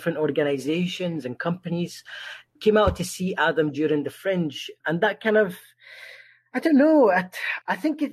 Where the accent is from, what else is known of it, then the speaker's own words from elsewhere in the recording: Egypt; moved away; growing up in Egypt as a trans person was very horrible.